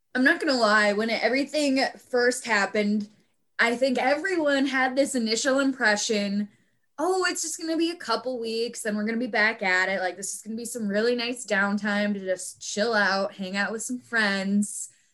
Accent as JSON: {"language": "English", "region": "Minnesota", "country": "United States", "tie": "born or raised there", "said": "stay in my home state a little bit longer"}